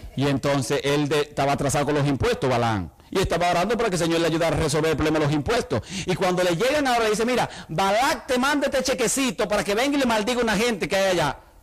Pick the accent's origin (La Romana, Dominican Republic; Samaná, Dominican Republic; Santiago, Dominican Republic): Santiago, Dominican Republic; Santiago de los Caballeros; moved away; La iglesia donde yo me crié en República Dominicana, la iglesia de Betel en la ciudad de Santiago